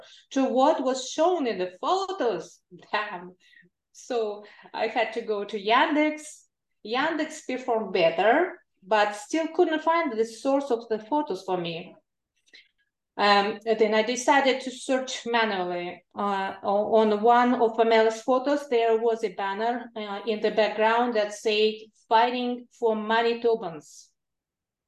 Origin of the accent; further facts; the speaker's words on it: Kalmykia, Russia; now in California, United States; I was born and raised in Kalmykia, a region in the south of Russia.